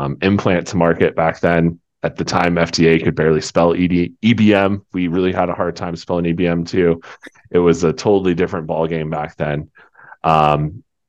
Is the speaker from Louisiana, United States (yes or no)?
no; Colorado, United States; also born or lived in Albuquerque; I'm born and raised in Colorado, one of the rare and the few